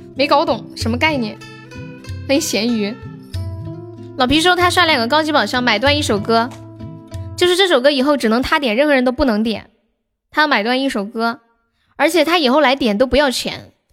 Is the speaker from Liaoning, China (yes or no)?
no; Nanchong, Sichuan, China; also born or lived in Shaanxi; 我是四川南充的